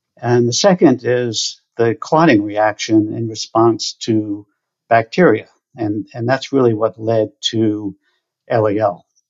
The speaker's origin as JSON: {"language": "English", "region": "New Jersey shore", "country": "United States", "tie": "born or raised there", "said": "I grew up on the New Jersey shore."}